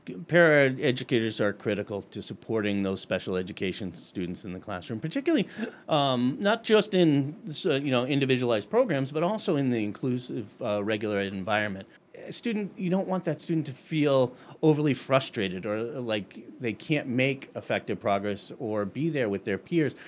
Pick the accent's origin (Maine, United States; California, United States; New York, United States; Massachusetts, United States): Massachusetts, United States; Middlefield; I was twelve miles from school growing up in Middlefield, Mass.